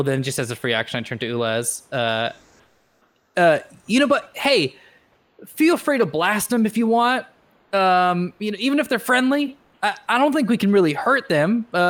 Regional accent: West Coast, United States; I know, granted I grew up on the West Coast, where we don't get the most amount of snow

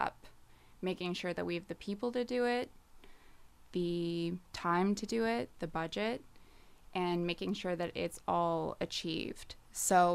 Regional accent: Nova Scotia, Canada; also born or lived in New Brunswick / Toronto; I'm originally from the Maritimes. So born in New Brunswick, moved to Nova Scotia when I was 10, and then was basically raised here

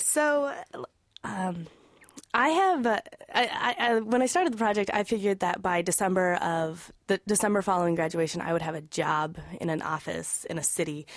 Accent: Wyoming, United States; moved away; I'm originally from Wyoming.

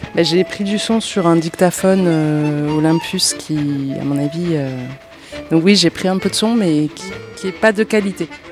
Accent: Chile; now in France; Je suis doctorante au CNE et je viens du Chili.

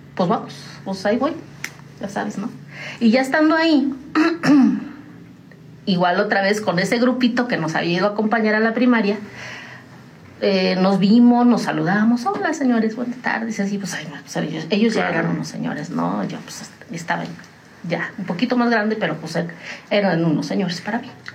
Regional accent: Tamazunchale, San Luis Potosí, Mexico; moved away as an adult; also born or lived in United States; now in San Juan del Río, Mexico; yo soy de San Luis Potosí, de la Huasteca Potosina, orgullosamente huasteca, de un pueblo, bueno, ya no es pueblo, ya es una ciudad, se llama Tamazunchale

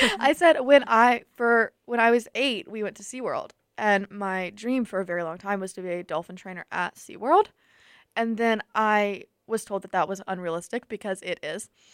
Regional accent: Tuscaloosa, Alabama, United States; I'm also from Tuscaloosa

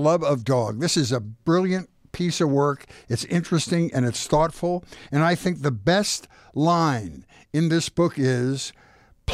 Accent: Philadelphia, Pennsylvania, United States; I'm from Philadelphia

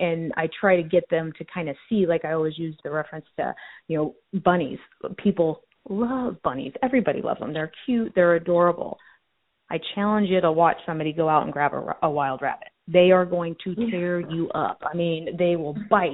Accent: Colorado, United States; moved away; I grew up in Colorado

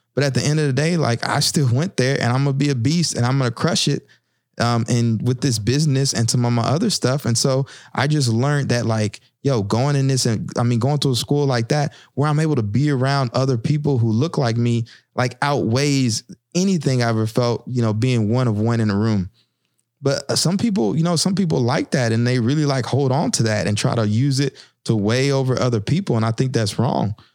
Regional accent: the South, United States; moved away as an adult; now in Newark, United States; I'm from the South

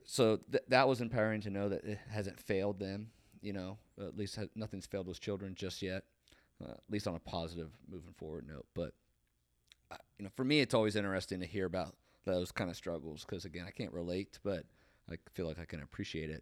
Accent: Marietta, Ohio, United States; I grew up on Harmer Hill. It's obviously on a hill. It's up above. It's on the west side of Marietta

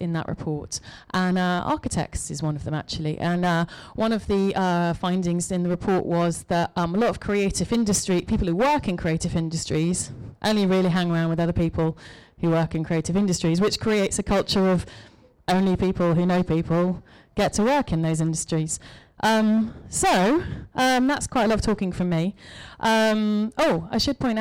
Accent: Cheshire, North West England, United Kingdom; moved away as an adult; now in London, United Kingdom; You can tell by my accent that perhaps I didn't grow up on completely the wrong side of the tracks in Cheshire. But I came to London 20 years ago

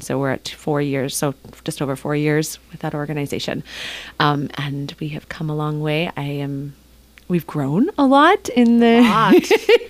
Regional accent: Canada; now in Ketchikan, United States; I'm actually Canadian

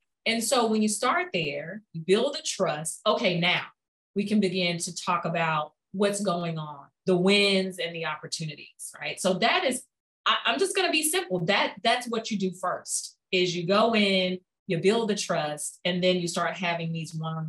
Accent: United States; oh, me being an American, Americans don't get mad at me

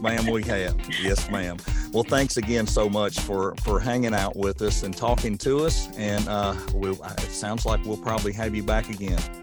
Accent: Rutherford County, Tennessee, United States; moved away as an adult; now in Portland, United States; being a transplant, I'm from Rutherford County

